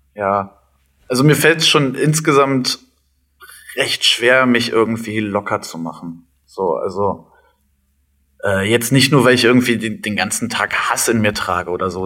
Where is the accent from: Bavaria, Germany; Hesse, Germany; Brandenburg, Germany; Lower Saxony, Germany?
Brandenburg, Germany; Cottbus; also born or lived in Leverkusen; also ich bin in Leverkusen mhm. geboren und in Cottbus aufgewachsen. Wir sind nach Cottbus gezogen, da war ich, glaube ich, zehn